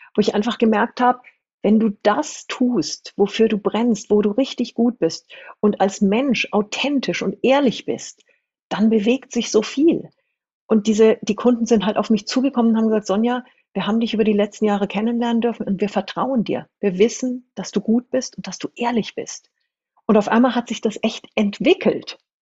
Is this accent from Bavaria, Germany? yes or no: yes; Munich, Bavaria, Germany; also born or lived in New Zealand / China; Ich komme aus München, aus wirklich aus dem Umfeld der Konzernzentrale